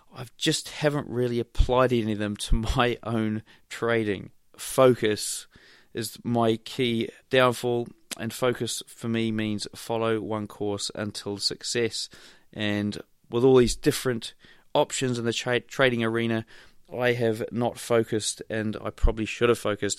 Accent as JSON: {"language": "English", "region": "Wellington", "country": "New Zealand", "said": "I hail from Wellington, New Zealand"}